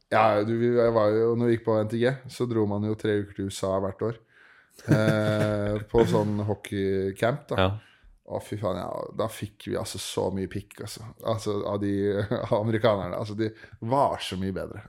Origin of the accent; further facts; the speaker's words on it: Årnes, Akershus, Norway; moved away; Jeg er opprinnelig fra Årnes, en sånn time utafor 45 eh, minutter over Oslo.